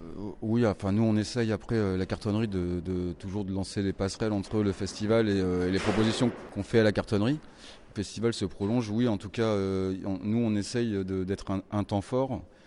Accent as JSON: {"language": "French", "town": "Reims", "region": "Grand Est", "country": "France", "said": "moi, je suis de Reims."}